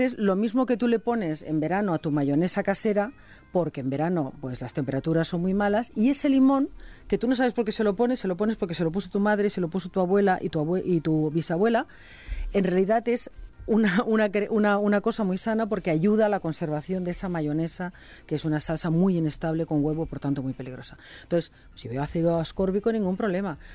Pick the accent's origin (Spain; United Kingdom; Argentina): Spain; Catalonia; en Cataluña hacemos paella no tan buena como la valenciana, pero también se nos pone Socarrat.